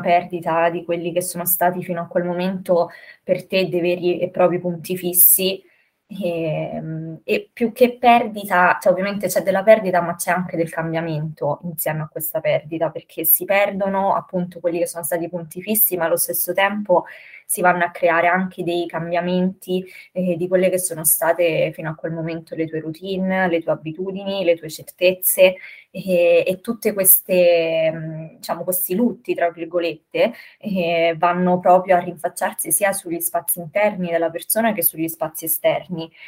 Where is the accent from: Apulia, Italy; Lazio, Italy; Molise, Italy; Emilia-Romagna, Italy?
Lazio, Italy; Rome; quando ero più piccolina qui a Roma, da una casa ad un'altra